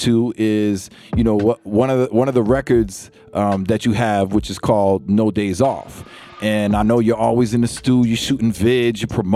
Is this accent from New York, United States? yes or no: yes; New York, United States; I'm born and raised in New York.